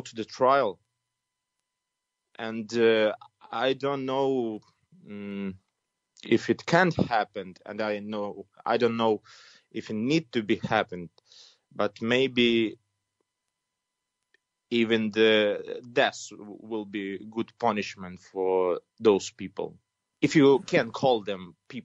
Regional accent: Putyvl, Sumy Oblast, Ukraine; English is a second language; now in Kyiv, Ukraine; my hometown. It's called Putivl.

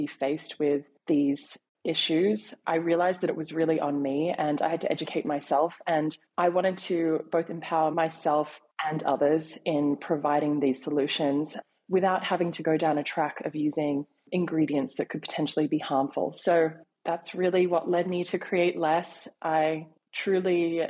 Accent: Sydney, New South Wales, Australia; now in New York, United States; I was born in Sydney, relocated to New York.

